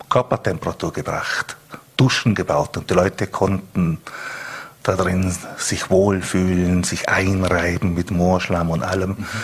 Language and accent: German; Bregenz, Vorarlberg, Austria; Also die Menschen und natürlich, äh, ich bin ja aus Bregenz, mhm.